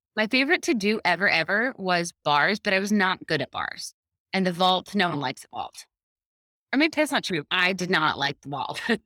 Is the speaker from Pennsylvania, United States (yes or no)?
no; Clermont, Florida, United States; I'm from Claremont, Florida. It's a small, tiny